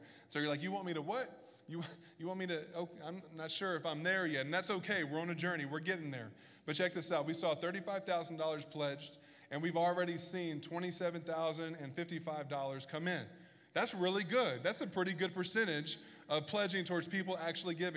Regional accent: Bible Belt, the South, United States; moved away; I grew up in the South in the Bible Belt

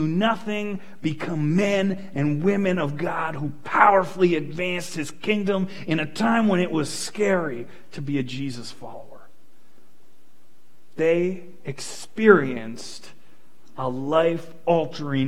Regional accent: Fort McMurray, Alberta, Canada; I grew up in Fort McMurray. This place is my home

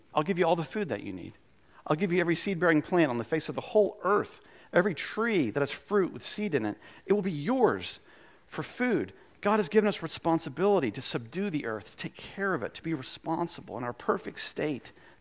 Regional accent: the South, United States; we're from the South

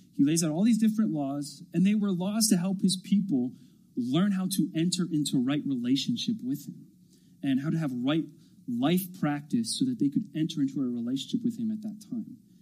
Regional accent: Lebanon County, Pennsylvania, United States; also born or lived in Ohio; I was born in Ohio. I lived there till I was about five and then moved to Lebanon County, just north of here. And so Lebanon County is kind of this boyhood home for me

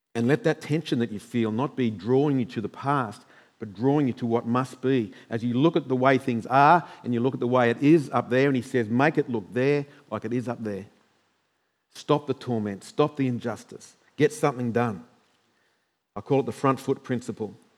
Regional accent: Queensland, Australia; as normal Queenslanders

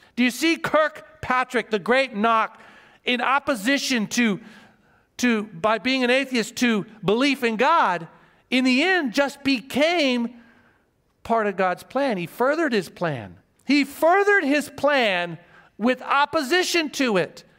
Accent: Joplin, Missouri, United States; now in Guam; I was born in Joplin, Missouri. Small town, Missouri.

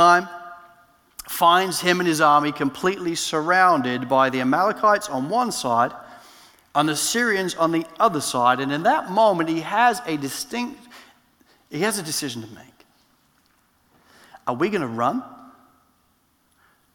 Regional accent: England, United Kingdom; now in Australia; I'm an Englishman

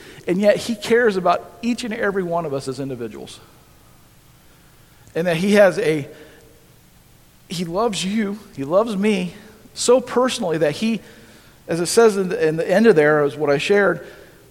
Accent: Holmesville, United States; I grew up in Holmesville, a little town just north of here.

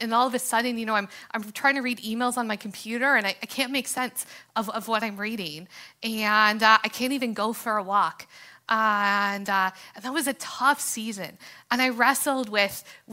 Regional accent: Canada; freedoms and opportunities that we have as Canadians

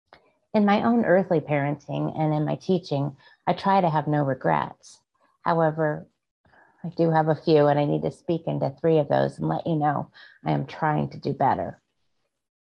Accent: Gulf Coast of Florida, United States; I grew up on the Gulf Coast of Florida

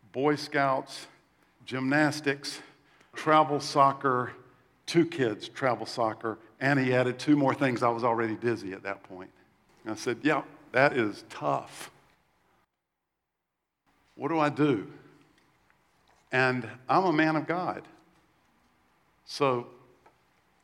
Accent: South Carolina, United States; When I was little, I grew up in the Bible Belt in South Carolina

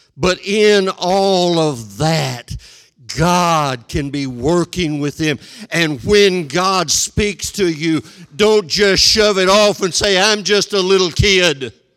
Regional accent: West Texas, United States; Twice in my hometown, my folks moved from an established church to a beginning church to help get it started.

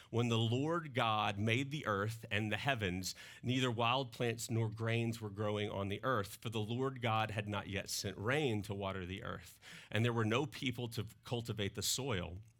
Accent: Mississippi, United States; now in Northwest Arkansas, United States; I grew up in Mississippi and that comes through in my accent

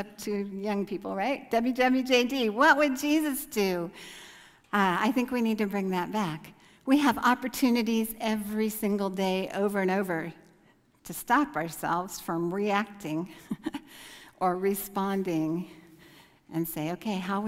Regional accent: United States; moved away as an adult; they know I'm American just from looking at me

